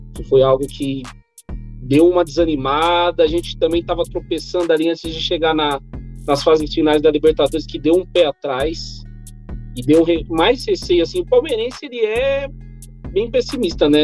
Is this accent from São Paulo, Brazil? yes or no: yes; Osasco, São Paulo, Brazil; eu sou de Osasco